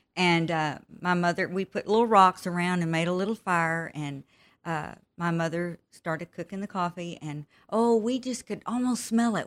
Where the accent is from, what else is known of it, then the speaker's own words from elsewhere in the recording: Texas, United States; also born or lived in Pecos, Texas / Midland, Texas / Brady, Texas; I grew up in Texas. Uh, I was born in the small town of Pecos, Texas. And, of course, I have moved all over Texas 'cause my dad was in the oil field. And we, we lived, uh, most of my teenage years in Midland, Texas